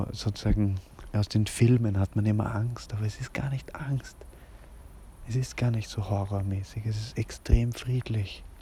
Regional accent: Vienna, Austria; ja, im, im, in Hernals, also eigentlich in Otterkring, aber wir sind da ja nicht so genau. Ich bin, bin ein waschechter Wiener. Mein Vater kommt aus der Steiermark, meine Mutter aus Ungarn, wienerischer geht es gar nicht.

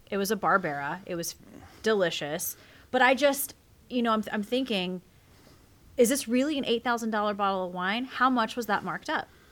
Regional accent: South Carolina, United States; I'm that redneck from South Carolina

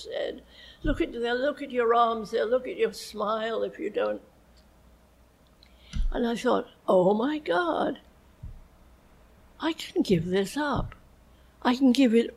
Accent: England, United Kingdom; moved away; that's what I grew up in England saying.

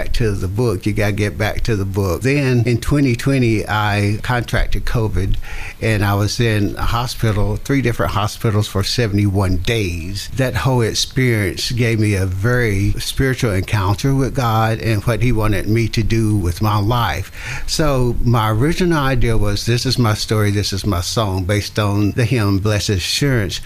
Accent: father's radio show in Greenville, Tennessee, the South, United States; I grew up in the Jim Crow South

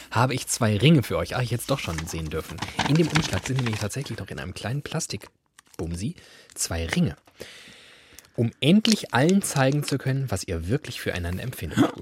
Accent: Hesse, Germany; ich sage das als Hesse

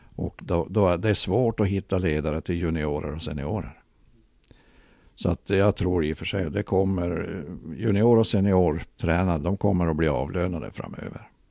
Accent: Luleå, Norrbotten County, Sweden; also born or lived in Ängesbyn; mesta tiden har jag ju bott då i Gammelstad men sen eh, som vuxen flyttade jag ju till Ängesbyn

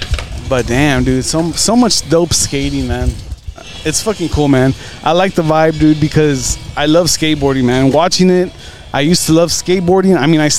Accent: Elsa, Texas, United States; That's actually where we're from. We're from Elsa

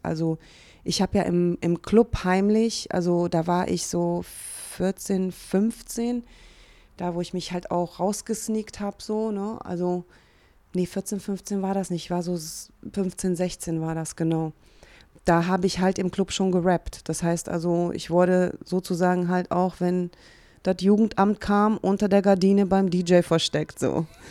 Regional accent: Hungary; also born or lived in Cologne, Germany; now in Berlin, Germany; komme ja auch gebürtig aus Ungarn

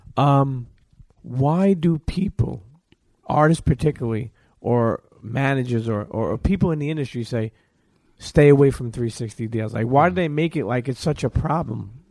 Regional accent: New York City, New York, United States; growing up as a New Yorker, as a Brooklynite

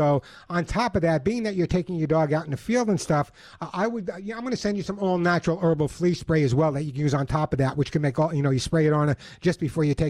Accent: New York, United States; I grew up in New York my whole life.

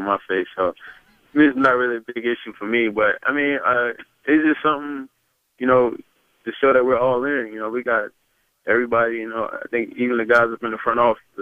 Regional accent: North Carolina, United States; I'm from North Carolina

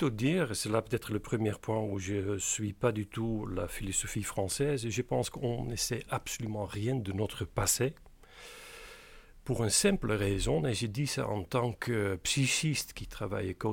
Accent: Capelle aan den IJssel, South Holland, Netherlands; born there; French is a second language; né dans une petite euh, banlieue de Rotterdam qui s'appelle Capelle aan de IJssel.

